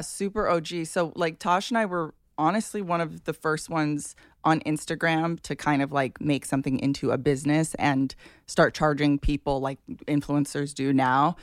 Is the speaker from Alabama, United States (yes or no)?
no; Hawaii, United States; I grew up in Hawaii